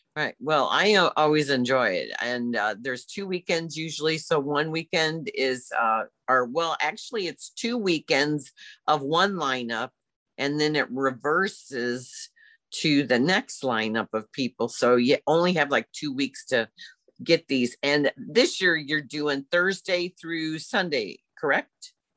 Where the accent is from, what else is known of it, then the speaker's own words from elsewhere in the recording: Belleville, Illinois, United States; growing up in Belleville because I did